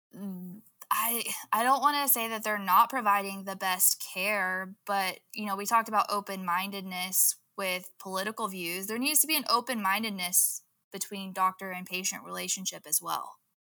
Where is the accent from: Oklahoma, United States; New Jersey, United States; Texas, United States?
Oklahoma, United States; Southwest; I grew up in Southwest Oklahoma, in the Bible Belt